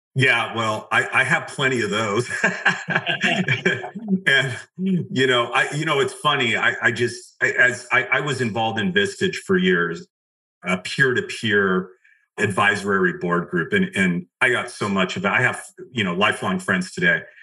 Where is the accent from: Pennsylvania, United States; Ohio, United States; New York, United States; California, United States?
California, United States; outside of Los Angeles; I grew up just right outside of Los Angeles